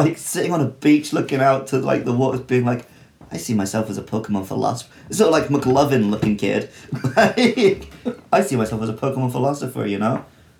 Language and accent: English; Somerset, South West England, United Kingdom; I grew up in Somerset in the UK